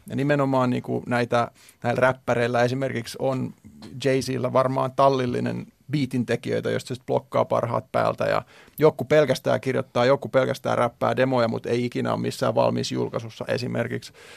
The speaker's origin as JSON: {"language": "Finnish", "country": "Finland", "said": "mä tuun Suomesta"}